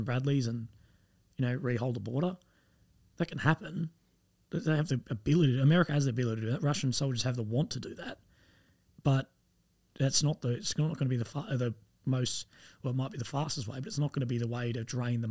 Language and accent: English; Australia; I'm Australian.